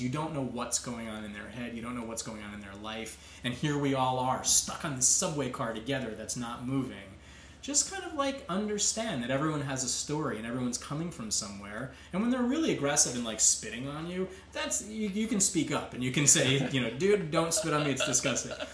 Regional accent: Long Island, New York, United States; now in Queens, New York, United States; I grew up on Long Island

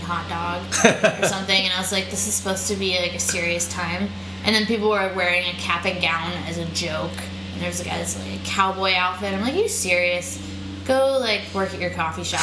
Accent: outside of Pittsburgh, Pennsylvania, United States; also born or lived in Boulder, Colorado / Boston; now in New York, United States; I grew up outside of Pittsburgh, like on a farm

